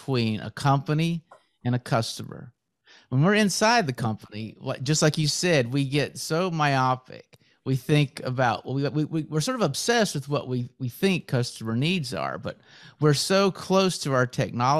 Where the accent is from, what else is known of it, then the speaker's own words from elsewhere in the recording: United States; being an American